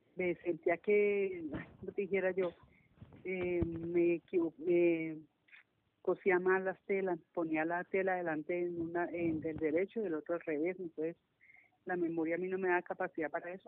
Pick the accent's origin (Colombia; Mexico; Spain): Colombia; Cali, Valle del Cauca; Aquí en Cali, nací aquí en Cali, yo soy caleña de nacimiento y de crianza